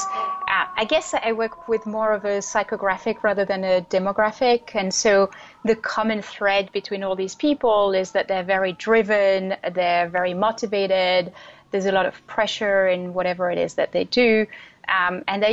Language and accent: English; France; moved away as an adult; also born or lived in Europe / Asia / United States; now in Brooklyn, United States; So originally I'm from France, and I moved around a lot from the time I was 18.